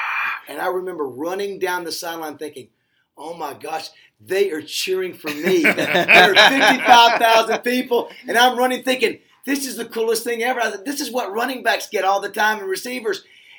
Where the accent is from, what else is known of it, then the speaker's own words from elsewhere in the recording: Panama City, Florida, United States; moved away as an adult; now in Arkansas, United States; it's hard to believe I've been here since 1981. And so I've lived here a lot longer than I grew up in Panama City.